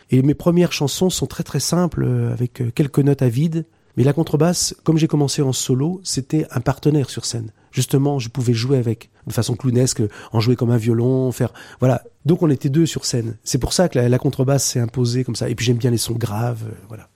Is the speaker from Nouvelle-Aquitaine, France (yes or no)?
yes; Poitiers, Nouvelle-Aquitaine, France; chez moi, de Poitiers. On est tous de Poitiers